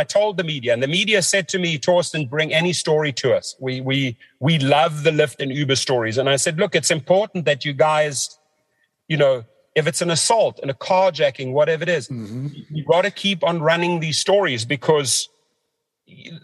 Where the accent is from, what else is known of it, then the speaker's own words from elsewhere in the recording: South Africa; moved away; growing up in South Africa